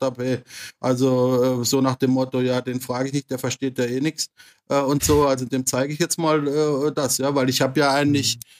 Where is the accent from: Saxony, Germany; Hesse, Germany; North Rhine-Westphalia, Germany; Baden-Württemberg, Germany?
Baden-Württemberg, Germany; Freiburg im Breisgau; moved away as an adult; also born or lived in Singapore; now in Bangkok, Thailand; ich bin vor ziemlich genau 50 Jahren geboren in Freiburg im Breisgau, also im Schwarzwald